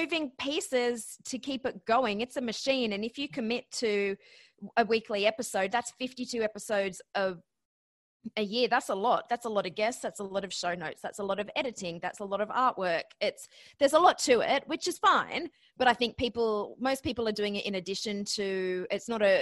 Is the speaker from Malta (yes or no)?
no; Australia; accent: Australian; moved away as an adult; also born or lived in Ohio, United States; now in New York, United States; my accent. So yes, I'm Australian, but I actually graduated from Ohio University.